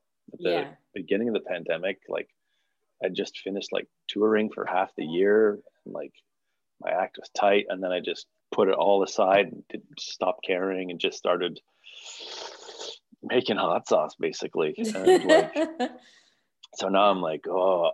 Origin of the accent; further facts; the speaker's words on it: Montreal, Quebec, Canada; moved away as an adult; now in Toronto, Canada; I grew up in Montreal